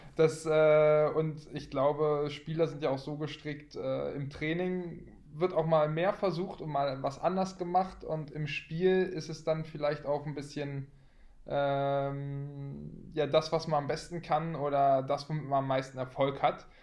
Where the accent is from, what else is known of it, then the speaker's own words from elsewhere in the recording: Berlin, Germany; moved away as an adult; also born or lived in Dormagen / Minden; als Berliner Junge